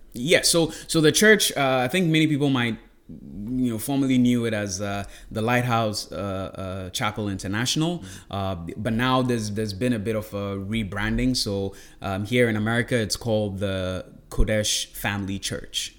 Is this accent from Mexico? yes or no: no; Ghana; moved away as an adult; also born or lived in Smithfield, Rhode Island, United States; now in United States; born and raised in Ghana